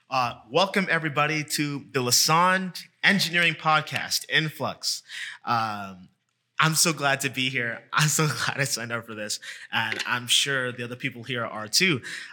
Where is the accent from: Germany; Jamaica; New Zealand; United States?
Jamaica; now in Brampton, Canada; I'm Jamaican.